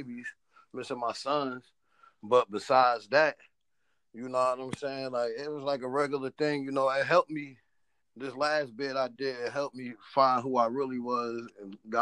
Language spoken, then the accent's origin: English; Orlando, Florida, United States; also born or lived in Plainfield, New Jersey; I was raised a little bit in Plainfield, New Jersey, and then the rest was down south in Orlando.